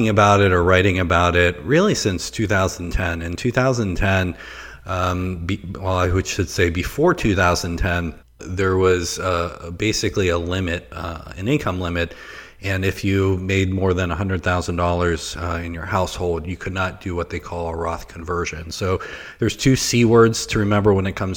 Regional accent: Pittsburgh, Pennsylvania, United States; accent: Pittsburghese; moved away; I'm originally from the Pittsburgh area, and there's a certain dialect that's spoken around there called Pittsburghese.

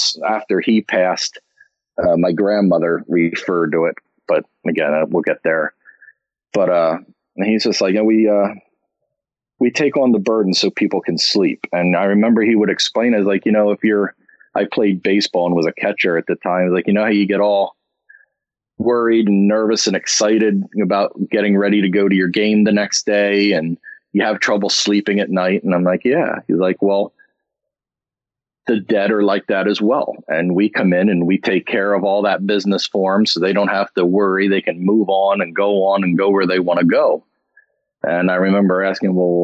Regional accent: North Wales, Pennsylvania, United States; where I grew up in Pennsylvania, in Montgomery County

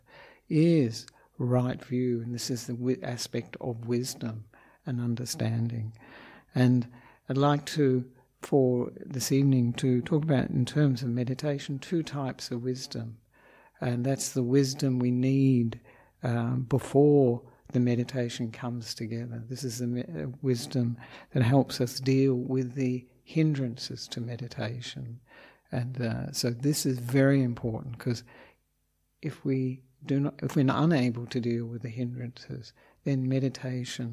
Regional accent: Australia; moved away as an adult; also born or lived in Victoria, Australia / Western Australia; now in Sri Lanka; I am an Australian monk

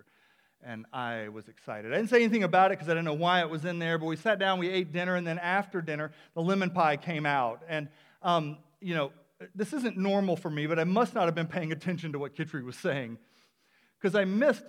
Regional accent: the South, United States; now in Palmer, United States; I'm originally from the South

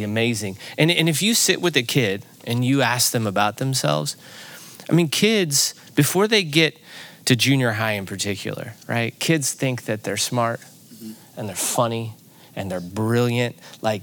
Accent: Granite City, Illinois, United States; I grew up in Granite City, Illinois, which is right across the river from St. Louis

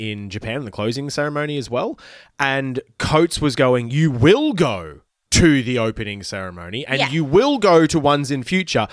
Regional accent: Brisbane, Queensland, Australia; Brisbane, my hometown

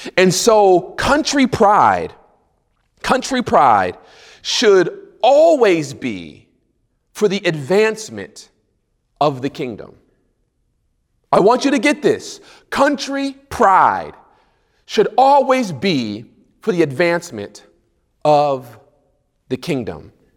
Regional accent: United States; I'm from the States

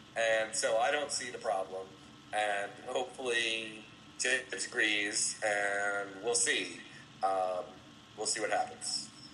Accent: Oxford, Ohio, United States; moved away; also born or lived in Cincinnati, Ohio; I grew up in Oxford

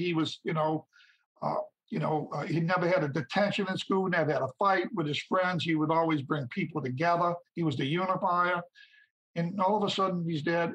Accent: St. Bernard Parish, Louisiana, United States; my hometown, St. Bernard Parish, Louisiana

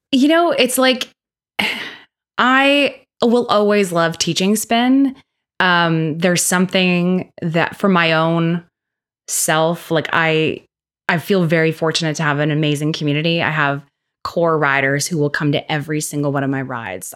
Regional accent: Winnipeg, Manitoba, Canada; growing up in the North End

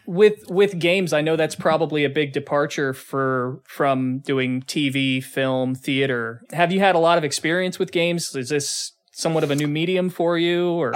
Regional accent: Newark, Ohio, United States; I was born in Newark, Ohio

